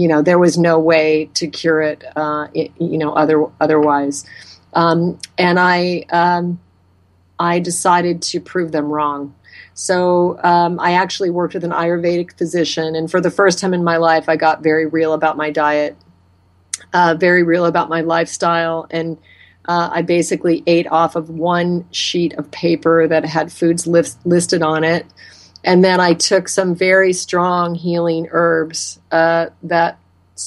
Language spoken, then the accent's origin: English; Alaska, United States; moved away; I was raised in Alaska, and I grew up eating game meat that my father hunted and harvested for us